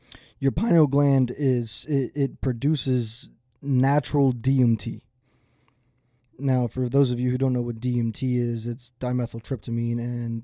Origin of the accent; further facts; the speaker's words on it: the South, United States; I was raised in the South. That's how I am.